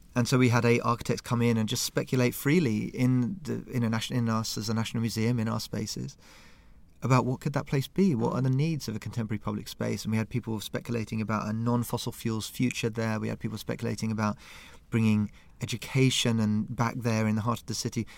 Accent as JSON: {"language": "English", "region": "London", "country": "United Kingdom", "moved": "yes", "lives_now": "Stockholm, Sweden", "said": "I'm from London"}